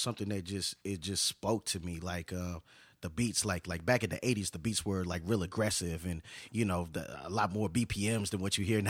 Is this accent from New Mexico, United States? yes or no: no; Detroit, Michigan, United States; also born or lived in Hartford, Connecticut / Houston, Texas; My family, we're from Detroit, and. You know, we came to, moved around a little bit when I was small. Connecticut, I used to live in Hartford, Connecticut. And also, you know, we came to Texas when my father got a job here in Houston.